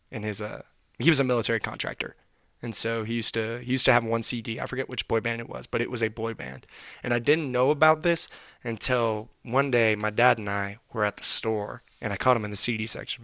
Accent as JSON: {"language": "English", "town": "Knoxville", "region": "Tennessee", "country": "United States", "moved": "yes", "said": "I'm from Knoxville, Tennessee. That's where I'm originally"}